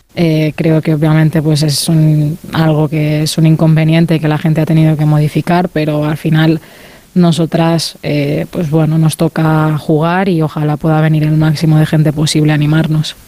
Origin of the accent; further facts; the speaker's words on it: Mallorca, Balearic Islands, Spain; moved away; al ser de Mallorca, ¿no? un sitio más, más pequeñito